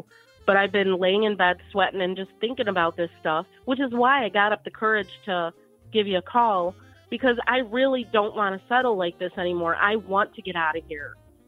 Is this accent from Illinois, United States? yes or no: yes; Chicago, Illinois, United States; accent: Midwestern; Because we're from Chicago.